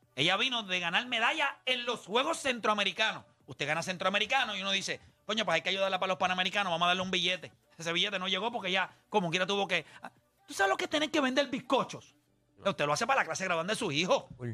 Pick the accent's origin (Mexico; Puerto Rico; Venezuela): Puerto Rico; Caguas; los criollos de Cagua que son de donde yo soy